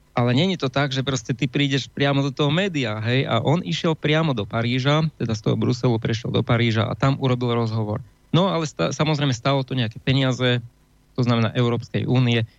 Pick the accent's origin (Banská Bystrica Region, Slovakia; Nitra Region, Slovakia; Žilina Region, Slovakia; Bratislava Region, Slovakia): Banská Bystrica Region, Slovakia; Banská Bystrica; som Bystričan